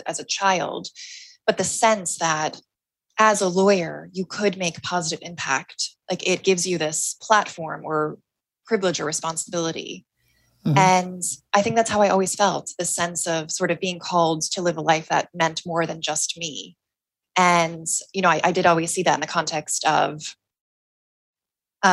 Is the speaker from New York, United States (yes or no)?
yes; New York, United States; moved away as an adult; now in London, United Kingdom; I grew up in New York